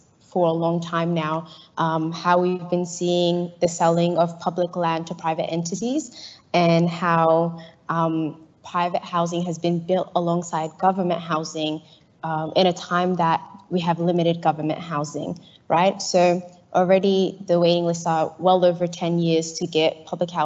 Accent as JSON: {"language": "English", "town": "Melbourne", "region": "Victoria", "country": "Australia", "said": "I'm from Carlton, not from North Melbourne in Flemington"}